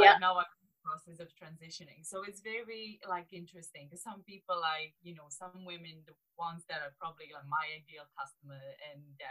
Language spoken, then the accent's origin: English; Romania; English is a second language; moved away as an adult; also born or lived in Bucharest, Romania; now in United Kingdom; so I'm from Romania, from a really small like southeast city in Romania.